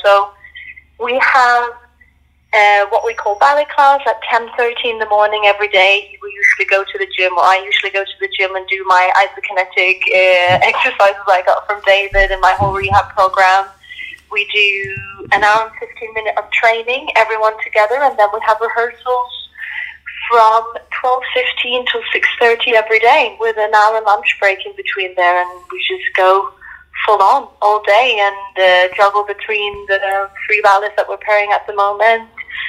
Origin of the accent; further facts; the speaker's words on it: Norway; moved away as an adult; also born or lived in Scandinavia; now in Monaco; I'm Norwegian and Spanish. That doesn't really matter. But, yeah, born and raised in Norway, danced in Scandinavia for a couple of years, or more than that, actually, almost 10. And then I found my way to the ballet in Monaco 5 years ago, actually.